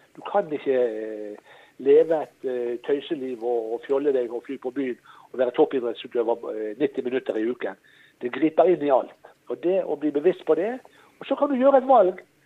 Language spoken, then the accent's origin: Norwegian; Norway; also born or lived in Florida; jeg er fra Norge